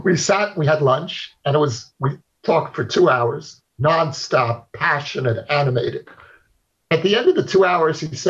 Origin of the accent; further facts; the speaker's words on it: New York City, New York, United States; I grew up in Brooklyn of the 1960s in a neighborhood that's now become very famous or infamous, Borough Park